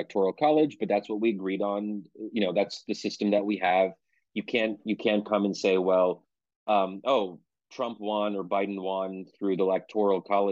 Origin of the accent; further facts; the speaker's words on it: Pennsylvania, United States; I'm born and raised in Pennsylvania, but my parents came from Egypt